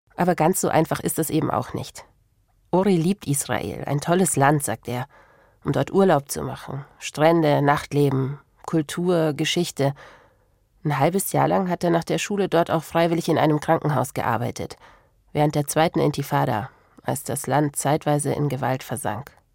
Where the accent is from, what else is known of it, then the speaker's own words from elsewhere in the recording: Regensburg, Bavaria, Germany; ich bin in Regensburg aufgewachsen